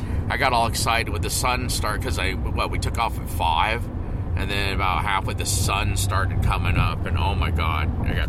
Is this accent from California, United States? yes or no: yes; Southern California, United States; I was born in Southern California down here